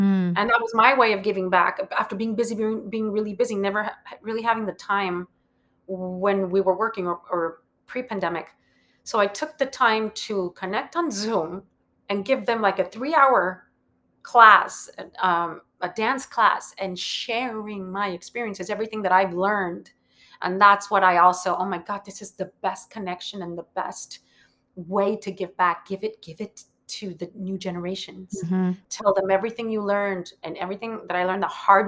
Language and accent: English; Matamoros, Tamaulipas, Mexico; moved away as an adult; also born or lived in Monterrey, Mexico / Brownsville, Texas / Mexico City, Mexico; now in New York, United States; I was born in Monterrey, Mexico, and I started my career down in Mexico City. The reason I speak English is because I grew up on the border. So I lived in Matamoros, but I would cross the bridge every morning to go to school in Brownsville, Texas